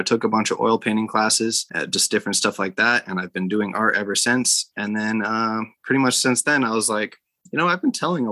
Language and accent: English; Salt Lake City, Utah, United States; also born or lived in St. George, Utah; I'm from Utah. I grew up in Salt Lake.